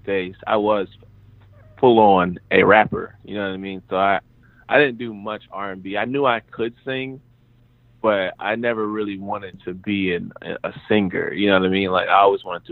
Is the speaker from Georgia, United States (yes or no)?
yes; Warner Robins, Georgia, United States; also born or lived in North Dakota; it started in a place called Warner Robins, Georgia, which is like a military town